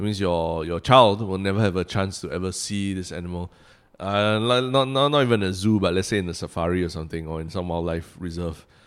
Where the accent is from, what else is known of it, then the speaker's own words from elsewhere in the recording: Singapore; Singaporeans have this very strange relationship with nature. I mean, we, we are, we are surrounded by it. We, we built our city from a jungle